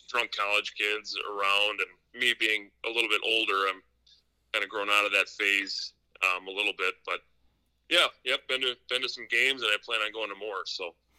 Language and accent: English; Wisconsin, United States; I'm been born and raised in Wisconsin